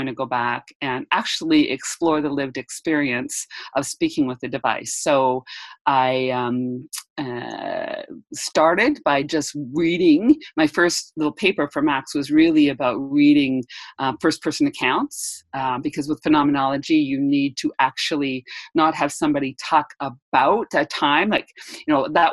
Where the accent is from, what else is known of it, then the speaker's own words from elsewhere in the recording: Edmonton, Alberta, Canada; I'm from Edmonton, Alberta, Canada.